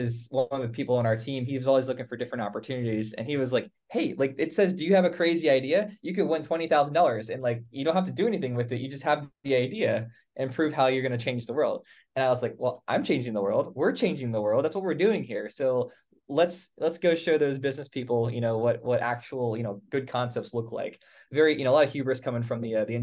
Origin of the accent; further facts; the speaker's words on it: Northern Virginia, United States; I came from Northern Virginia.